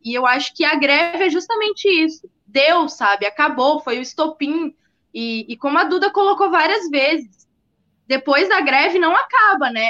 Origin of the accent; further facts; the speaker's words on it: Porto Alegre, Rio Grande do Sul, Brazil; eu sou de Porto Alegre